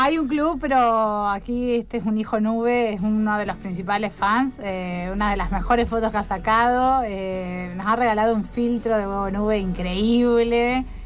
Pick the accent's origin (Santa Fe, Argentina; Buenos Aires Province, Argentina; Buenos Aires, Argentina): Santa Fe, Argentina; Rufino; now in Rosario, Argentina; soy de Rufino